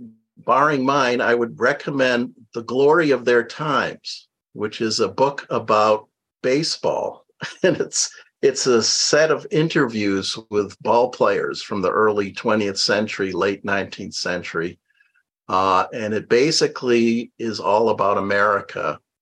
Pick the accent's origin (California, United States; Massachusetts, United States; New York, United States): Massachusetts, United States; Westborough; Hometown of Westboro, Massachusetts, which is known mostly as the birthplace of Eli Whitney